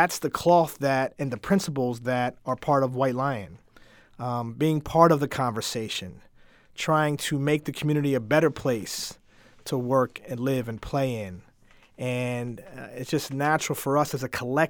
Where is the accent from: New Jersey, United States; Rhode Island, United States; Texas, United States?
New Jersey, United States; moved away as an adult; now in Springfield, United States; I'm a transplant from New Jersey